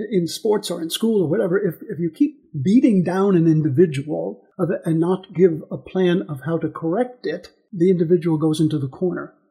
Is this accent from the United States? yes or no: yes; Missouri, United States; I'm from Missouri, as we say in the in the states. I'm from Missouri, and Missouri is known as the Show Me State.